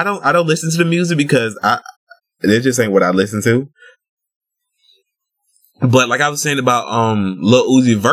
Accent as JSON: {"language": "English", "region": "the South", "country": "United States", "said": "I'm from the South"}